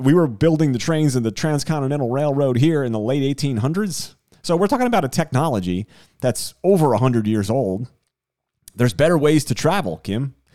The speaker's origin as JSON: {"language": "English", "region": "Northeast", "country": "United States", "moved": "yes", "lives_now": "South Miami, United States", "said": "I am from the Northeast"}